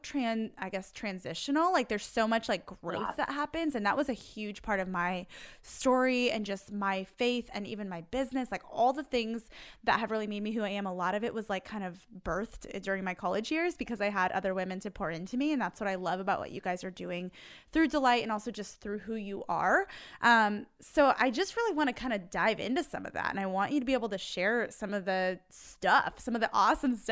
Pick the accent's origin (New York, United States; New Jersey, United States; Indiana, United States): Indiana, United States; I'm from Indiana